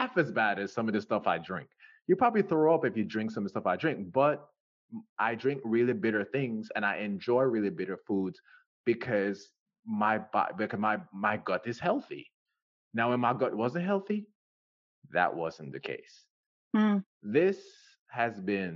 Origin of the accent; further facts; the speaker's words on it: Jamaica; I'm from Jamaica. We say Zed as well